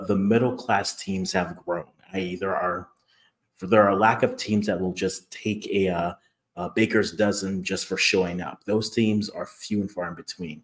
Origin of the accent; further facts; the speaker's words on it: Ghana; as a Ghanaian